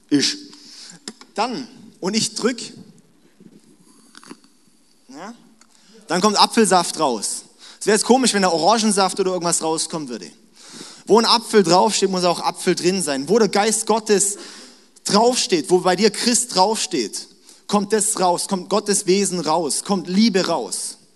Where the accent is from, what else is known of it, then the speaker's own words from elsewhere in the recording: Baden-Württemberg, Germany; ich bin schwäbisches Blut, ich bin Schwabe, ja, auch wenn ich eigentlich nur in Baden mein Leben lang gewohnt habe, aber ich fühle mich wie ein Schwabe.